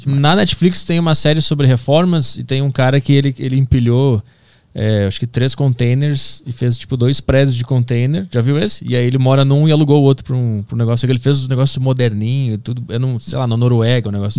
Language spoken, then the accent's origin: Portuguese; Porto Alegre, Rio Grande do Sul, Brazil; moved away as an adult; now in São Paulo, Brazil; eu sou de Porto Alegre